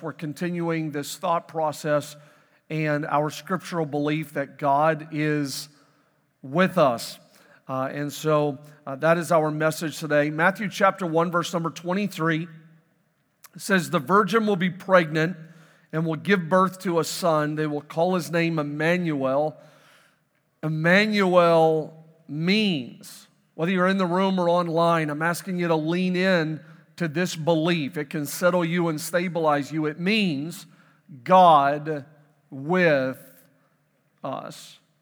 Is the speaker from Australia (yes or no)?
no; Canada; moved away; I am born and raised in Canada